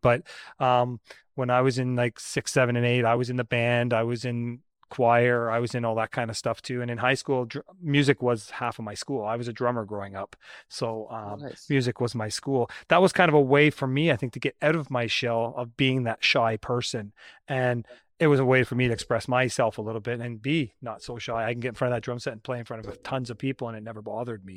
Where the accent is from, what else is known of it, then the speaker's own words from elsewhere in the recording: Brampton, Ontario, Canada; I grew up in Southern Ontario too. I was uh, I was growing up in Brampton